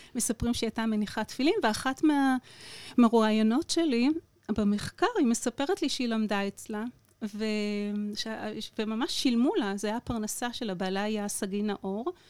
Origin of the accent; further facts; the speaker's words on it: Shareshet, Southern District, Israel; אני במקור ממושב שרשרת